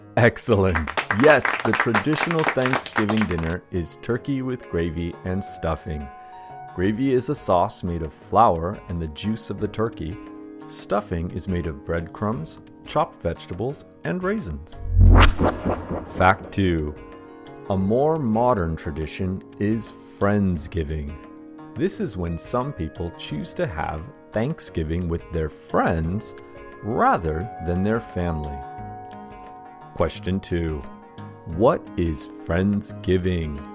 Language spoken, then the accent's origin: English; United States; Since we were children growing up in the United States